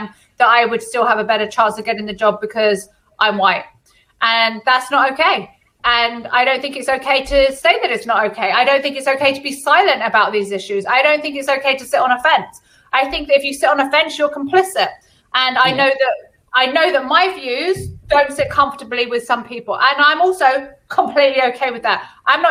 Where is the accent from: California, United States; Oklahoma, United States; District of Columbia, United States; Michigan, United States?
California, United States; born there; What a lot of people don't know about me is that I was born in California and both my godparents are Jamaican.